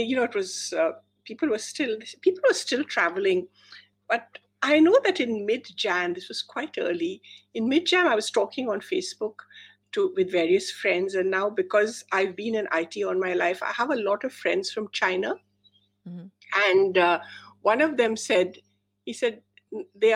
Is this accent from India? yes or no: yes; India; moved away; I grew up in India and we still go to India a lot